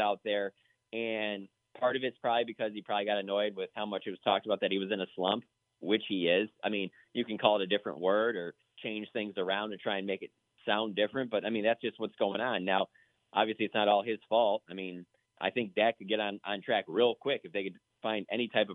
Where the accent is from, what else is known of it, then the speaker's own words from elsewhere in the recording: Michigan, United States; moved away as an adult; now in Dallas, United States; growing up in Michigan